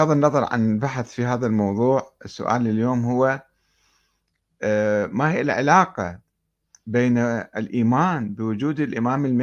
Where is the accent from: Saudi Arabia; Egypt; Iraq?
Iraq; Karbala, Karbala Governorate; وأنا أتذكر عندما نشأت في كربلاء في الستينات